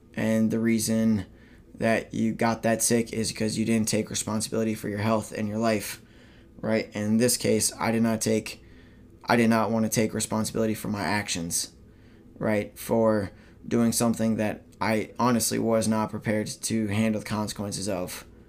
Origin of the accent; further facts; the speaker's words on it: Minnesota, United States; moved away as an adult; my home state of Minnesota